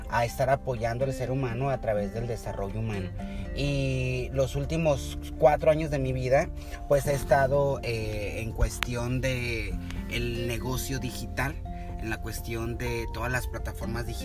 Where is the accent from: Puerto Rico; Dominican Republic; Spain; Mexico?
Mexico; Apatzingán, Michoacán; moved away as an adult; now in United States; pues prácticamente vengo de México, soy michoacano, de Apaxingán.